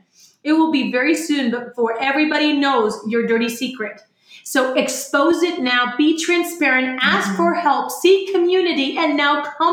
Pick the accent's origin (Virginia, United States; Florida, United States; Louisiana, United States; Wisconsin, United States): Florida, United States; moved away as an adult; now in San Antonio, United States; 12 years in business in a new city called San Antonio. I came from Florida.